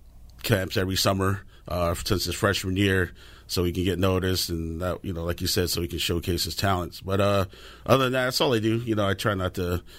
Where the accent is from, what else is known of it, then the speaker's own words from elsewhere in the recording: United States; I was born here. I was raised here in the States